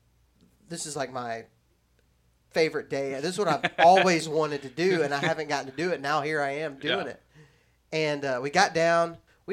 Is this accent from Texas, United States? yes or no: yes; Texas, United States; now in Alabama, United States; I was living in Texas. I grew up there in Texas, but we came to visit here.